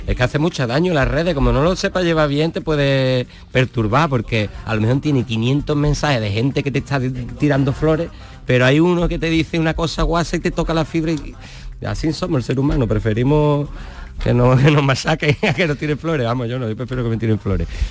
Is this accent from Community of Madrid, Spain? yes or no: no; Jerez de la Frontera, Andalusia, Spain; now in Chiclana de la Frontera, Spain; Soy de Jerez porque es el equipo de mi tierra